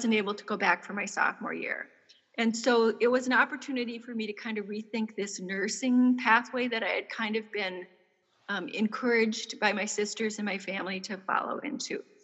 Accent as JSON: {"language": "English", "region": "central Minnesota", "country": "United States", "tie": "born or raised there", "said": "I grew up in a small town in central Minnesota"}